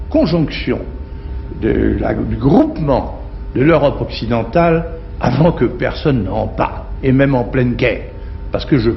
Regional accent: France; Du moment que je suis français, je suis européen

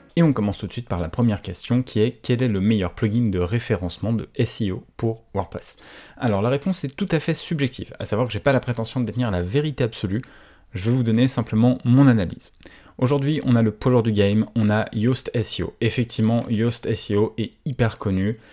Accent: France; je suis français

